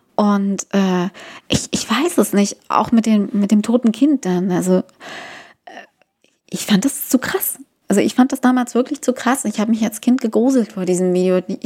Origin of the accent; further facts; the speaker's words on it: East Germany, Germany; Ich komm aus dem Osten